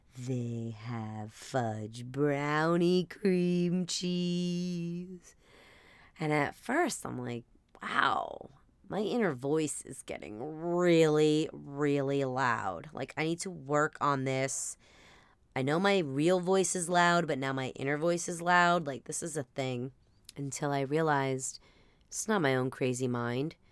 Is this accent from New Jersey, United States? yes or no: yes; New Jersey, United States; we're from Jersey